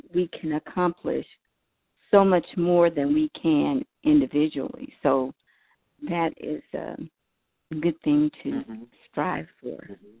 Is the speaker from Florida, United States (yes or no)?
no; California, United States